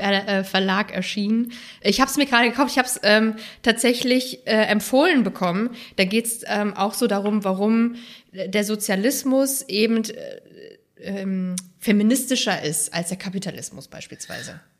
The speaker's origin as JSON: {"language": "German", "area": "Rhein-Main area, suburb of Frankfurt am Main", "region": "Hesse", "country": "Germany", "tie": "born or raised there", "also_born_or_lived": "Halle an der Saale", "said": "in diesem speziellen Teil von Hessen, wo ich groß geworden bin, im Rhein-Main-Gebiet, in einem Vorort von Frankfurt am Main"}